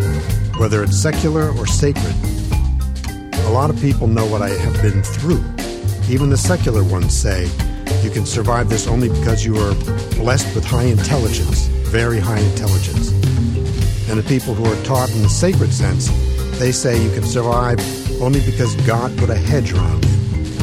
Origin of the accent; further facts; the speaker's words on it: Nigeria; moved away as an adult; now in United States; I come from Nigeria originally. I came to California to go to college.